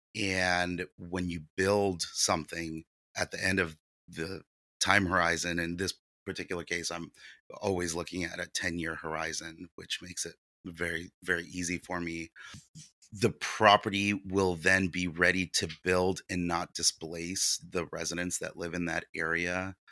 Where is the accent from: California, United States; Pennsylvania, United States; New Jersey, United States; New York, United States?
California, United States; San Diego; English is a second language; also born or lived in Ukraine; I grew up here in San Diego